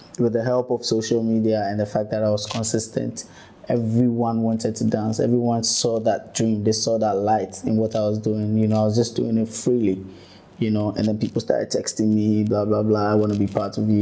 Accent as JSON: {"language": "English", "town": "Ashaiman", "region": "Greater Accra", "country": "Ghana", "said": "I come from Ashaiman."}